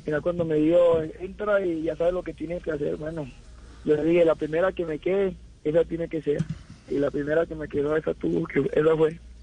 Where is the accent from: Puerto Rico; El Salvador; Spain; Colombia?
Colombia; moved away; mañana ya regreso a Colombia, ya me hace falta